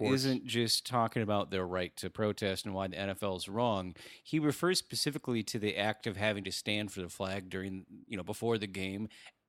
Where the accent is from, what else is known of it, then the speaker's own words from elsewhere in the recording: Baltimore, Maryland, United States; I'm from Baltimore.